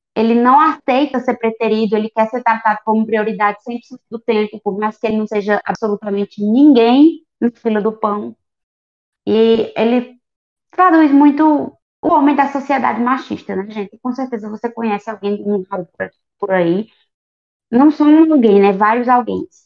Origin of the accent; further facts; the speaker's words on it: Brazil; eu sou brazuca